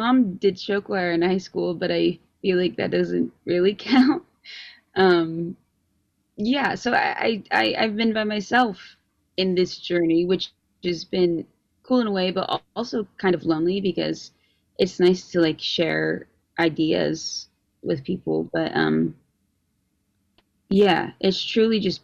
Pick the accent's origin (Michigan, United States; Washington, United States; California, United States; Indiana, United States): Indiana, United States; Carmel; I guess I'm from Indiana. I'm from Carmel